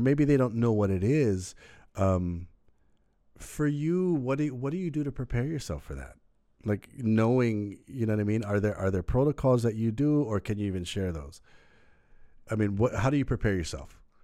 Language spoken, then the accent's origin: English; Maui, Hawaii, United States; moved away as an adult; now in Oahu, United States; we grew up on Maui